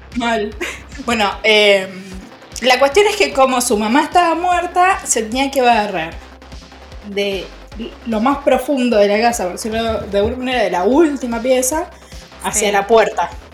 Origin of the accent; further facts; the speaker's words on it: Argentina; Yo soy Argentina, Argentina